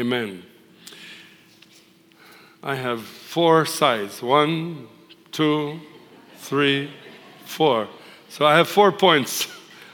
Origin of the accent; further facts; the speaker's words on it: Tripoli, North Governorate, Lebanon; now in United States; I was born and raised in a Muslim city called Tripoli in the northern country of Lebanon